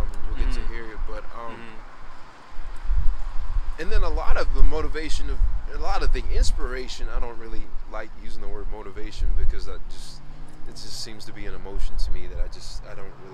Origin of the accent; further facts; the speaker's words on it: Longview, Texas, United States; we back in Longview, my hometown